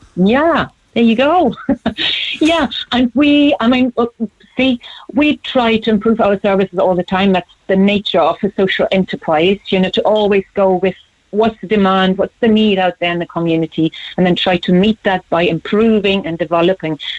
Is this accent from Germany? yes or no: yes; Germany; moved away as an adult; now in Cork, Ireland; Born and raised in Germany, but then I moved here in the late 90s